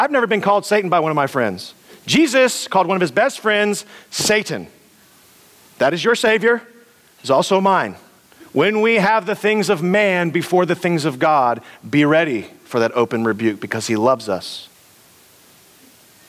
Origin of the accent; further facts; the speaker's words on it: United States; we're American